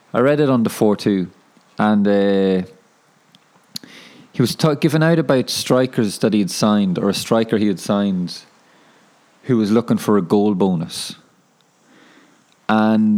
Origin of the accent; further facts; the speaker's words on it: Ireland; now in Wellington, New Zealand; I'm from Ireland.